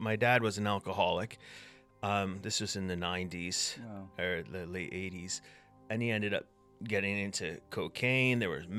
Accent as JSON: {"language": "English", "country": "United States", "also_born_or_lived": "Scotland / England", "accent": "mishmash", "lives_now": "United Kingdom", "said": "I'm American. My accent, I've been told, is a bit of a mishmash at this point."}